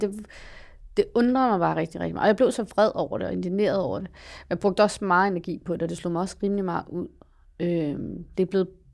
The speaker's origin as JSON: {"language": "Danish", "town": "Copenhagen", "region": "Capital Region of Denmark", "country": "Denmark", "tie": "born or raised there", "said": "jeg voksede op i Valby"}